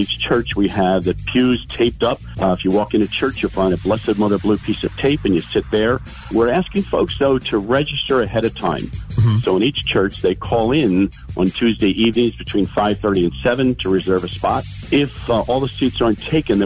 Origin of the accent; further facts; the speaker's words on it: Philadelphia, Pennsylvania, United States; also born or lived in Tamaqua, Pennsylvania; I grew up in the Philadelphia area, although from Tamaqua, my family moved to Philly area